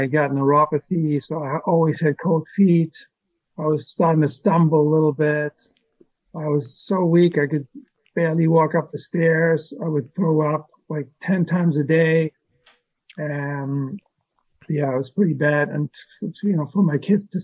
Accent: Germany; moved away as an adult; From Germany.

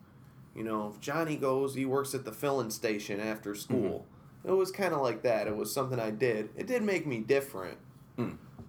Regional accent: Utica, New York, United States; also born or lived in New Hartford, New York; I'm Utican. Always lived in the city growing up. Went to Donovan, Proctor, MV.

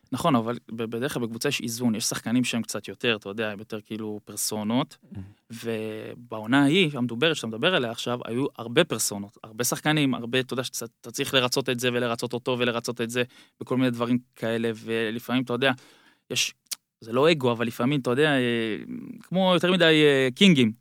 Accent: Ra'anana, Central District, Israel; moved away as an adult; now in Bangkok, Thailand; רעננה, בגלל שגדלתי שם

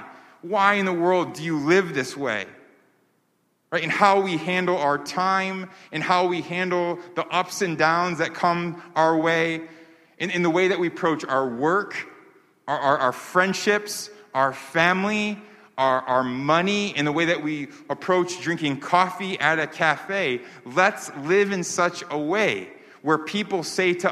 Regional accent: New York, United States; I grew up in New York

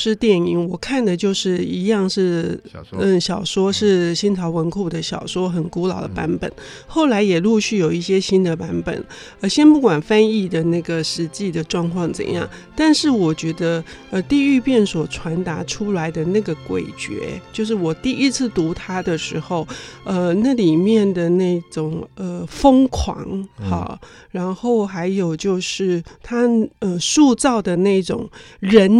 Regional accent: Taiwan; 就是我们台湾人办丧事的时候

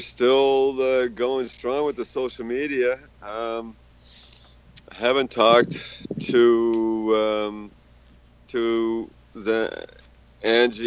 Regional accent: United States; now in Canada; I'm American, so I go back to the States

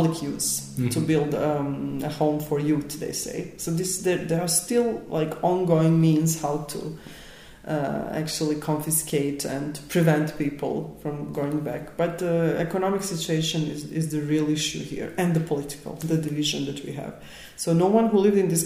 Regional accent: Bosnia & Herzegovina; my hometown was completely destroyed

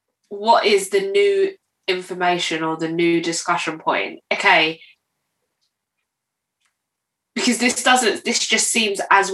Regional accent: London, United Kingdom; I would take Black British, Caribbean.

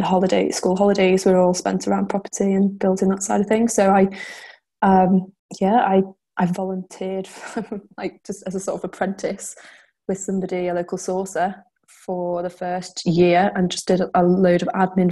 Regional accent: the Wirral, North West England, United Kingdom; I'm from the Wirral, which is just outside of Chester.

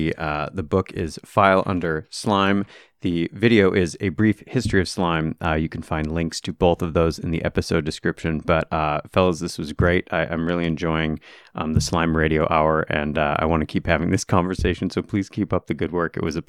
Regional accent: Michigan, United States; Like I said, I'm from Michigan.

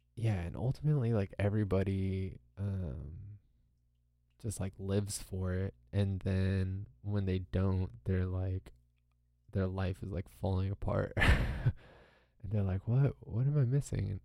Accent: Southern California, United States; I grew up in America, you know, in Southern California

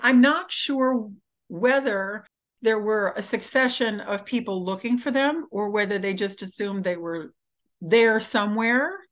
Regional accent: Michigan, United States; I grew up in Michigan.

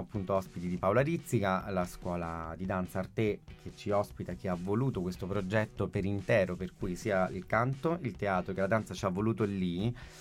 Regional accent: London, United Kingdom; moved away; also born or lived in Catanzaro Lido, Italy; io sono nato a Londra nell'ottantuno

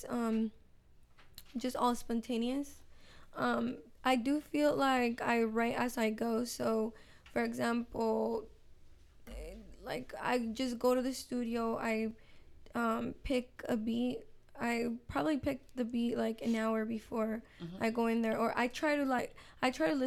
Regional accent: Las Vegas, Nevada, United States; English is a second language; also born or lived in Fortuna, California / Mexico; I've been living here in Vegas, so I feel like Vegas is my hometown for sure.

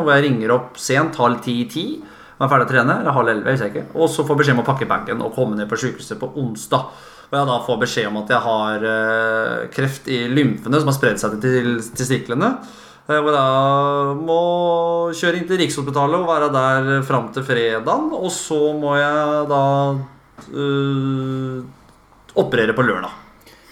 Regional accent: Fredrikstad, Østfold, Norway; jeg er fra Kråkerøy. Jeg er jo Kråkerøy-gutt og født og oppvokst i båt

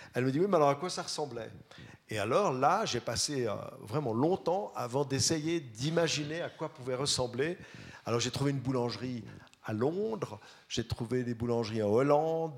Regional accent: Vaud, Switzerland; je suis vaudois

